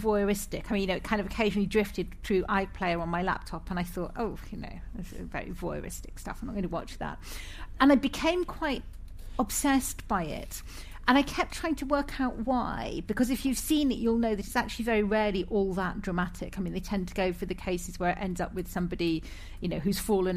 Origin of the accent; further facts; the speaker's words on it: Scotland, United Kingdom; moved away; also born or lived in England / Ireland; I'm Scottish by birth